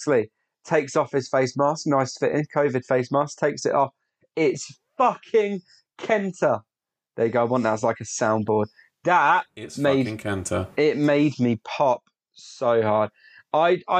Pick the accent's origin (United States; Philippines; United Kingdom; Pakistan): United Kingdom; we Brits